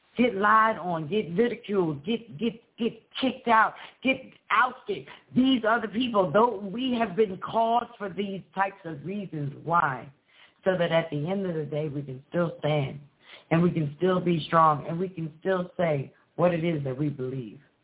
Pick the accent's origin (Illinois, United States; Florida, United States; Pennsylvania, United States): Pennsylvania, United States; Philadelphia; I'm from Pennsylvania and I'm from Philadelphia